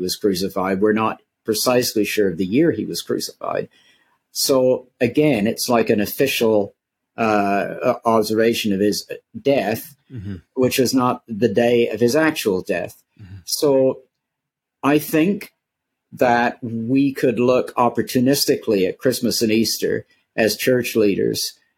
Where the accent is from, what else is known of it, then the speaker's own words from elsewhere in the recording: Canada; I'm a Canadian